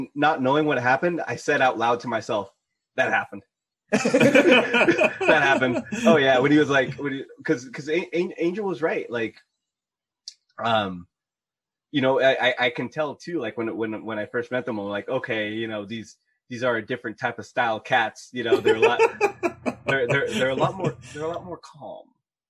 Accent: Philippines; I'm Filipino. We have to smoke.

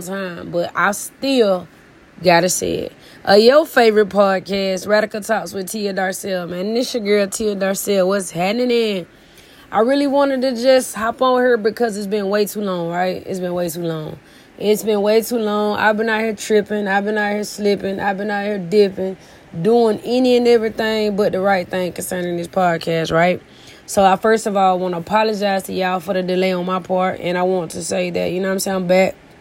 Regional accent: Edison, Georgia, United States; also born or lived in Columbus, Georgia; I left my hometown, small town, Edison, Georgia

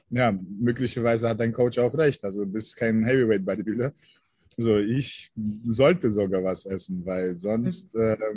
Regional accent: Russia; born there; Also meine Wurzeln liegen tatsächlich in Deutschland, aber ähm, ich bin in Russland geboren. Ich bin sogenannte Deutsch-Russe.

